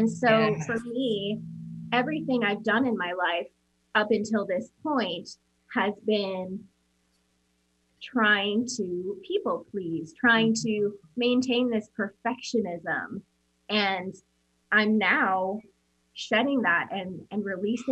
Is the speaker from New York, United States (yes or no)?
no; Omaha, Nebraska, United States; also born or lived in Papillion, Nebraska; we grew up in Omaha, Nebraska